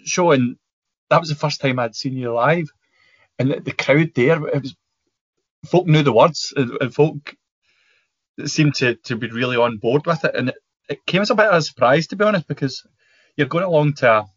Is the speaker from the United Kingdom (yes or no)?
yes; Scotland, United Kingdom; as Scottish people